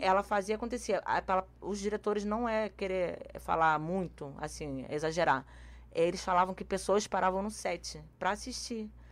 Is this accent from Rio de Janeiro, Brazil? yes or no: yes; Rio de Janeiro, Brazil; Eu sou carioca